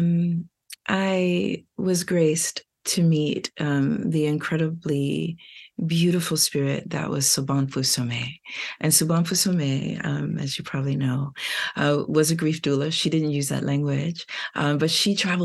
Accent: New York City, New York, United States; I'm from Brooklyn

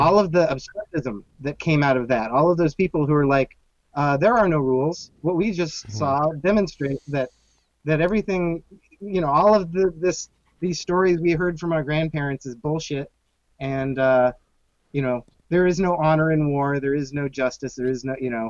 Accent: Phoenix, Arizona, United States; now in Chicago, United States; I grew up in Phoenix

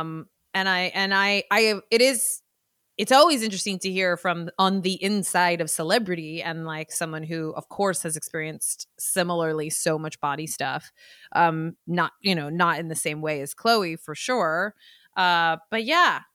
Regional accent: the Bay Area, California, United States; I'm from the Bay

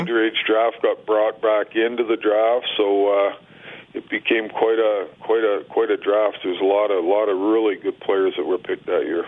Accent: Winkler, Manitoba, Canada; also born or lived in Morden, Manitoba; now in Winnipeg, Canada; I was born in Winnipeg, but I grew up in Winkler

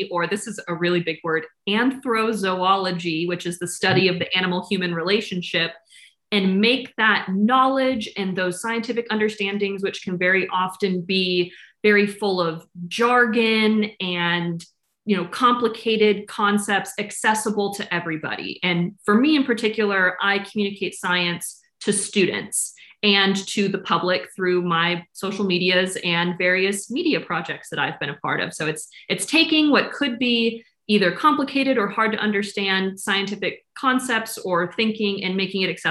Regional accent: Tampa, Florida, United States; Born and raised in Tampa, 6 generations of Florida goodness.

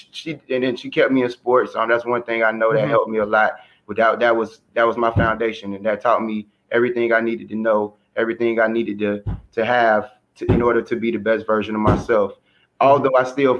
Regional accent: Riviera Beach, Florida, United States; I'm from Riviera Beach, Florida, and I was blessed with a loving family

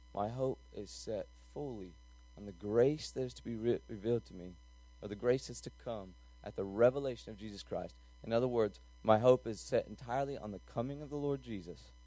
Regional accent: North Carolina, United States; I'm from North Carolina

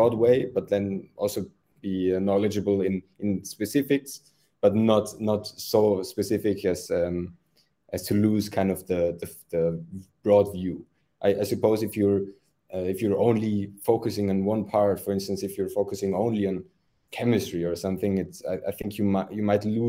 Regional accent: Austria; moved away as an adult; now in Zurich, Switzerland; So originally I'm from Austria

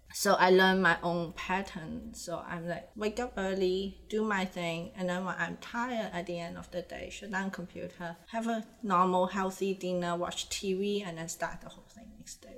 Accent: Hong Kong; accent: mix of Indonesian, Mandarin, Cantonese accent; English is a second language; now in North America; growing up in a Chinese society with family has a strong Indonesian influence

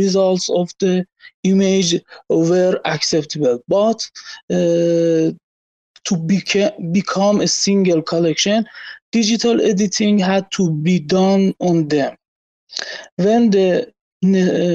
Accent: Iran; English is a second language; from Iran

